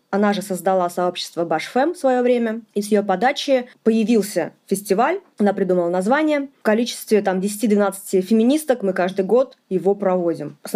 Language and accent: Russian; Ufa, Bashkortostan, Russia; э, я из Уфы, Республика Башкортостан.